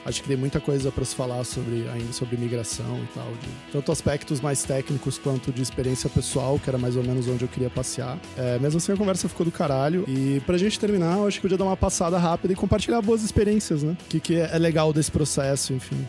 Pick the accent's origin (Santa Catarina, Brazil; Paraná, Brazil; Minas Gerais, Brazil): Santa Catarina, Brazil; Florianópolis; moved away as an adult; also born or lived in Porto Alegre / Germany; now in Rio de Janeiro, Brazil; eu sou de Porto Alegre, mas eu cresci em Floripa